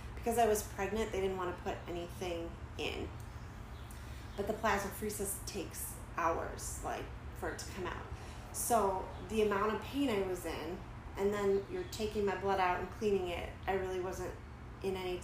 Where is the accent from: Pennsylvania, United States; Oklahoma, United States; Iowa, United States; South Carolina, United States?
Iowa, United States; Dubuque; I've been born and raised in Dubuque.